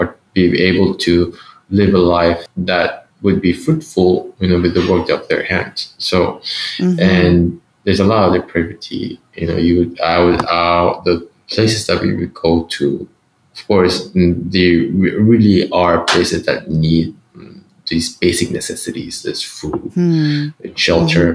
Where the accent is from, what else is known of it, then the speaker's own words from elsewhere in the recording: Philippines; I grew up in the Philippines